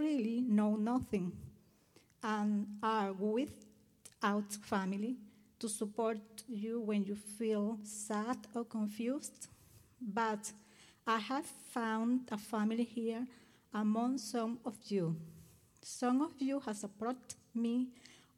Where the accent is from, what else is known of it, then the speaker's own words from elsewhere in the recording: Venezuela; moved away as an adult; now in United States; I am from Venezuela. I lived in Venezuela until August 2017